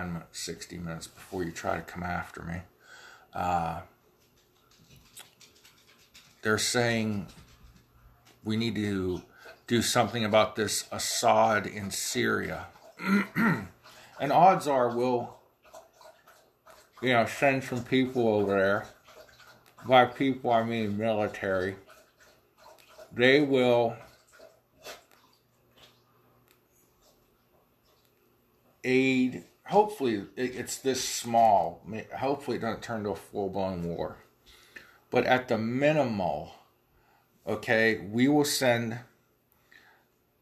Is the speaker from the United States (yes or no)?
yes; United States; I'm an American